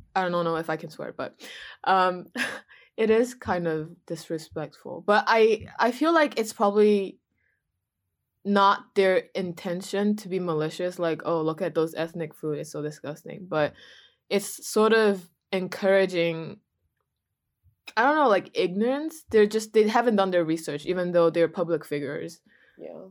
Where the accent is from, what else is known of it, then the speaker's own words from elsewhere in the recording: China; moved away; where are you from? And I said, China